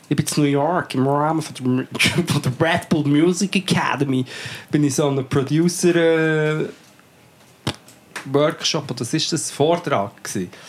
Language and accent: German; Portugal; moved away; meine Kindheit in Portugal verbracht.